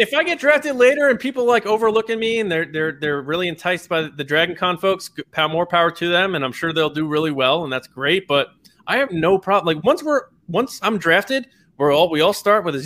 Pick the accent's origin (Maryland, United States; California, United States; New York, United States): New York, United States; Long Island; I'm born and raised on Long Island